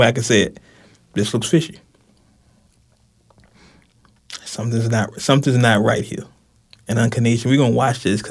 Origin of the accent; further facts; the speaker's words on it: California, United States; moved away; me being a California native. I grew up in California for less than half my life now